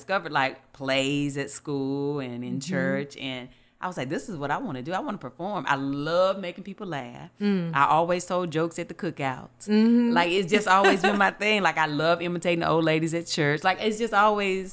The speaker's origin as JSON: {"language": "English", "town": "Eden", "region": "North Carolina", "country": "United States", "moved": "yes", "said": "I'm originally from Eden, North Carolina. It's a little small town"}